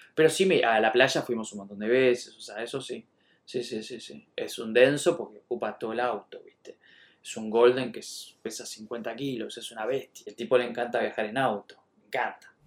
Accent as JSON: {"language": "Spanish", "region": "Buenos Aires", "country": "Argentina", "said": "soy de Buenos Aires"}